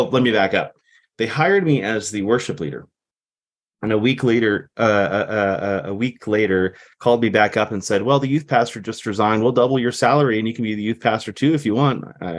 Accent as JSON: {"language": "English", "region": "Texas", "country": "United States", "tie": "born or raised there", "said": "I was raised in South Texas as a Navy brat."}